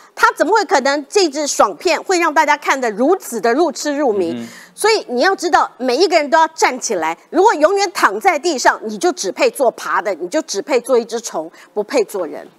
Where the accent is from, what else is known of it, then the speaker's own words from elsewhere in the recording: Taiwan; 他要的是我们台湾人的命。